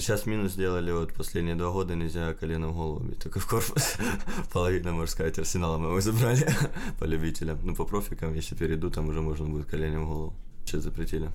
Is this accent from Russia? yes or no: no; Ukraine